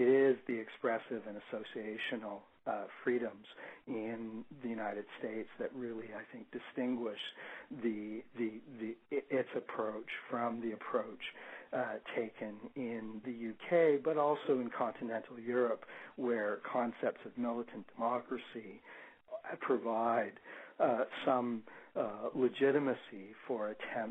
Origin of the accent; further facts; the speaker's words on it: Canada; as a Canadian